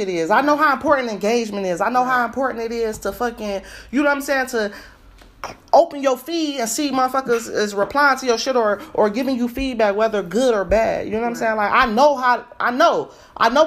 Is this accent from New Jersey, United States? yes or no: no; Ohio, United States; I'm from Ohio